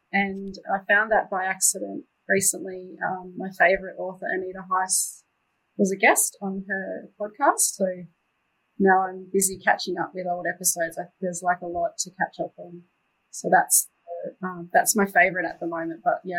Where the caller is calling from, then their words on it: Canberra, Australian Capital Territory, Australia; I'm coming from Ngunnawal and Ngambri land, so Canberra, which is also freezing like Melbourne, maybe next level freezing, but nice today.